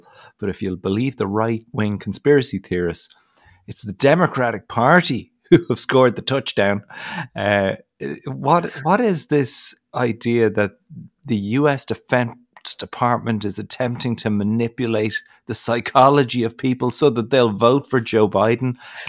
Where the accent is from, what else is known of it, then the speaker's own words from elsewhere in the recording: Ireland; as an Irish person